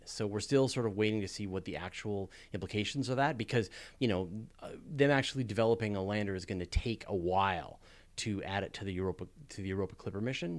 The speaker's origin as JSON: {"language": "English", "country": "Canada", "said": "I'm a Canadian"}